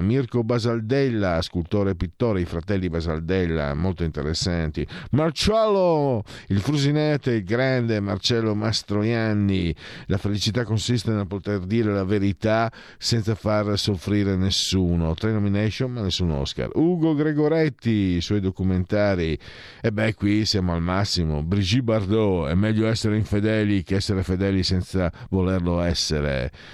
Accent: Friuli-Venezia Giulia, Italy; io vengo dal Friuli

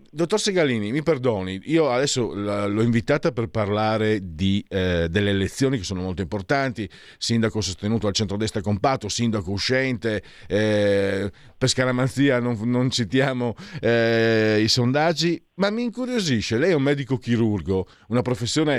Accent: Italy; now in Milan, Italy; vengo dal Friuli, Veneto

